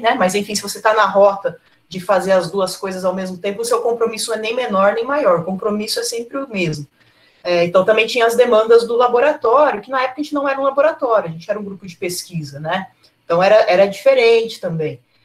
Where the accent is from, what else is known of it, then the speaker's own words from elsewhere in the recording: Cosmópolis, São Paulo, Brazil; eu sou de Cosmópolis e eu morava lá